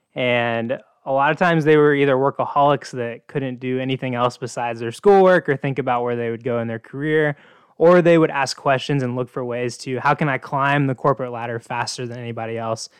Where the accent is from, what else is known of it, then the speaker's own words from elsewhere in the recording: Oklahoma, United States; I grew up in Oklahoma, which is sort of the South Midwest